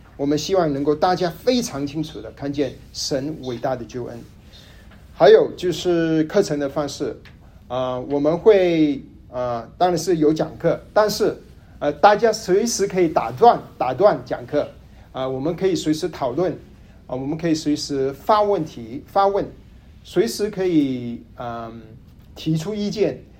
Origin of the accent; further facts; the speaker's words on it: Kuala Lumpur, Malaysia; also born or lived in Hainan (ancestral); now in Dallas, United States; 我的老家是吉隆坡，马来西亚，祖籍是海南